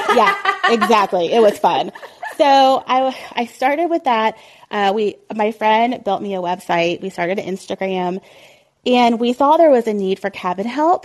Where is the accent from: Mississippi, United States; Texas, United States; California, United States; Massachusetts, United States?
Texas, United States; Colleyville; moved away as an adult; also born or lived in Ohio; now in Oklahoma, United States; I moved to Dallas, Fort Worth from Ohio when I was like nine. So I consider myself a Texan, I guess. And even when I was growing up in Colleyville, Texas